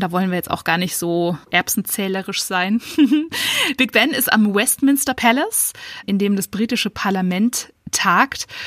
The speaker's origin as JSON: {"language": "German", "town": "Munich", "region": "Bavaria", "country": "Germany", "said": "ich als Münchnerin"}